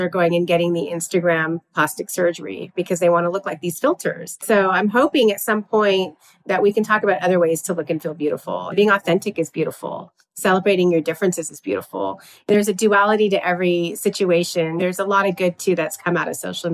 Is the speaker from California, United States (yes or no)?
yes; Southern California, United States; I'm born and raised in Southern California